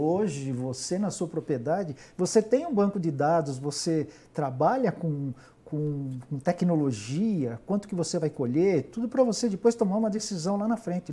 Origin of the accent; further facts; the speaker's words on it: Minas Gerais, Brazil; E eu sou mineiro